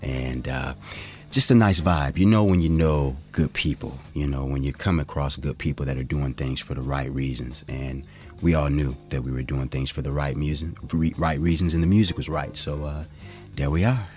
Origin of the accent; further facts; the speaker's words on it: Cleveland, Ohio, United States; now in Oakland, United States; I'm originally from Cleveland, Ohio